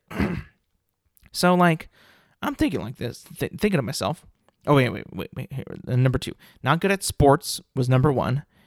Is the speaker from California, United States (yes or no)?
yes; California, United States; growing up in California